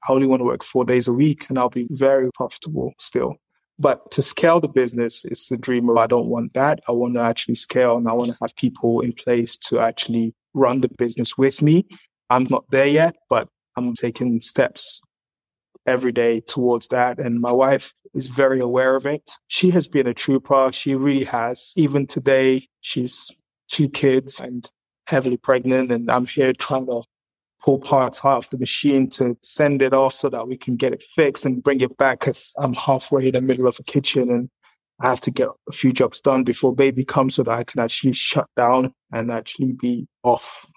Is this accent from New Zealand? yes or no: no; England, United Kingdom; moved away as an adult; also born or lived in Zaria, Nigeria; now in Canada; I've got a lot of experience growing up in England and now coming to Canada.